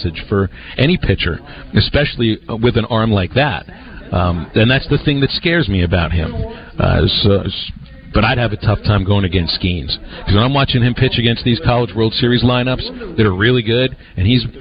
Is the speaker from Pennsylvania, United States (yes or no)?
yes; Pittsburgh, Pennsylvania, United States; moved away; Growing up in Pittsburgh